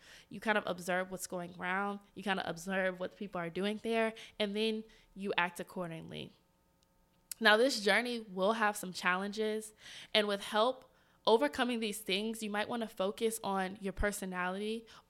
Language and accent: English; the South, United States; I'm from the South. How we behave in the South, it's maybe not like that here in DC.